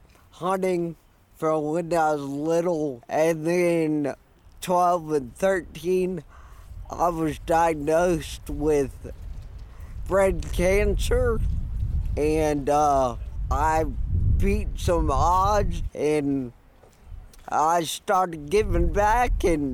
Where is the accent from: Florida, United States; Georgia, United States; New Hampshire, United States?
Georgia, United States; Atlanta; now in Mansfield, United States; I'm from Atlanta, but now we live out here in Mansfield, Georgia.